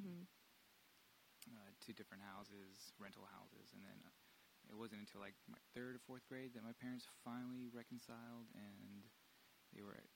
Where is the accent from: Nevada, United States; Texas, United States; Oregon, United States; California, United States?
Texas, United States; Dallas; I grew up in Oak Cliff, off of Illinois